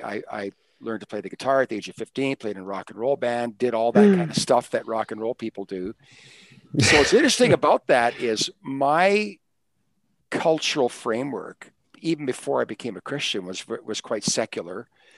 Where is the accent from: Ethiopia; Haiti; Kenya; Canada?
Canada; I'm Canadian, so I'm part of Canadian culture.